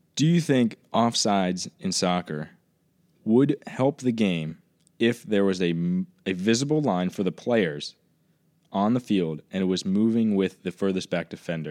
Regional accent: Southwest Virginia, United States; moved away as an adult; also born or lived in New Jersey; I grew up in Virginia.

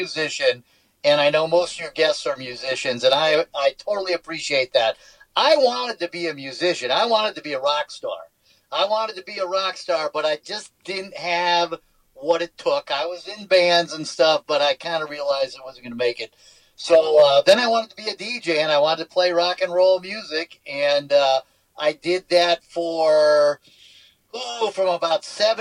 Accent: Los Angeles, California, United States; also born or lived in New Mexico; I grew up in Los Angeles, Orange County

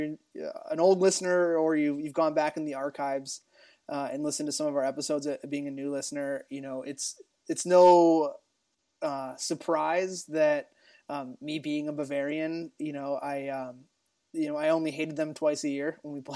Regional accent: Ohio, United States; I was growing up in Ohio

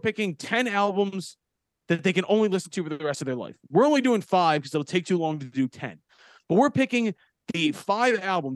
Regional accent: Philadelphia, Pennsylvania, United States; he's from my neighborhood in Philadelphia

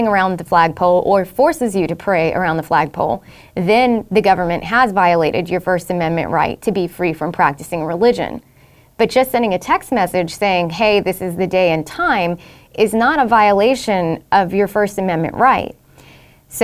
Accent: Southeast Texas, United States; We grew up in Southeast Texas

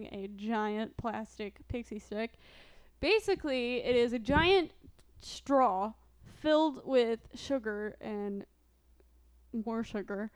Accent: Midwest, United States; now in Missouri, United States; Growing up in the Midwest

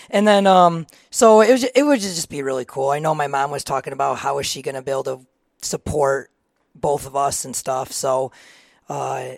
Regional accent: Reed City, Michigan, United States; I am from Reed City. I grew up there my whole life

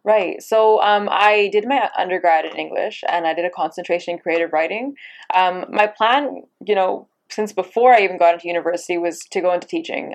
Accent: Abbotsford, British Columbia, Canada; I grew up in Abbotsford, BC. Um, you know, I was I was born and raised there

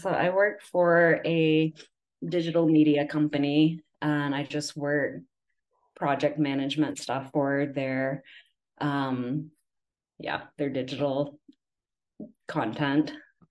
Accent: Huntsville area, Northern Alabama, United States; accent: Southern; now in Utah, United States; I am from Alabama. Oh. So that's where I grew up.

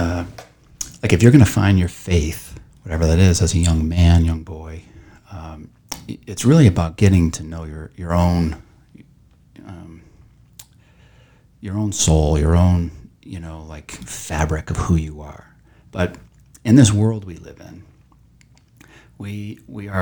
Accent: St. Bonaventure, New York, United States; when I was growing up around St. Bonaventure

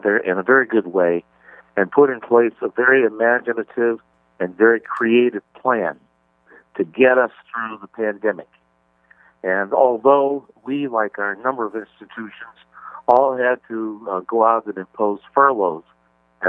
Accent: Steubenville, Ohio, United States; moved away as an adult; also born or lived in Tulsa, Oklahoma; now in Oshkosh, United States; I'm from, for the most part, you would say, a little town called Steubenville, Ohio

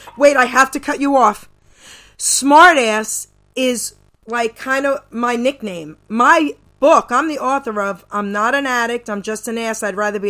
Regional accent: New York City, New York, United States; I was born and raised in Long Island City and Astoria, New York, growing up.

